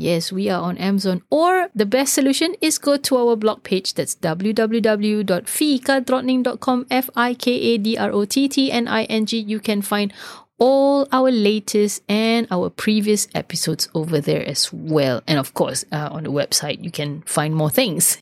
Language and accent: English; Singapore; now in Sweden; as we say in, in Singapore.